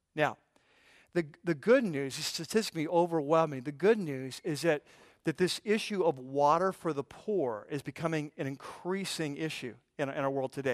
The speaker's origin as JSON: {"language": "English", "country": "United States", "said": "We're American, we're American Christian"}